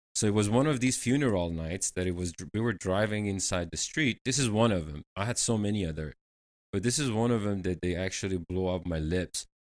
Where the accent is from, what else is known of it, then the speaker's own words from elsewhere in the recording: Tehran, Tehran Province, Iran; moved away as an adult; now in United States; I grew up in Iran, in capital city Tehran